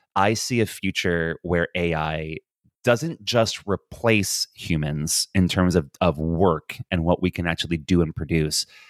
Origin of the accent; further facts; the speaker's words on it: United States; now in Dublin, Ireland; as an American